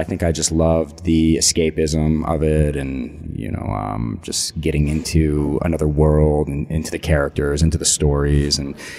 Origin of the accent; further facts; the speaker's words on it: Connecticut, United States; moved away; also born or lived in New York; I grew up in Connecticut.